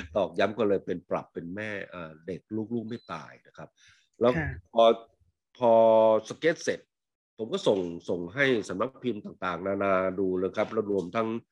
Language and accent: Thai; Isan, Thailand; moved away; เราไม่ใช่เด็กดอยนะฮะผมเป็นคนเด็กอีสานเนี่ยที่ไม่มีไม่ค่อยมีภูเขาเพิ่งอยู่ตอนภูเขาตอนหลังเนี่ย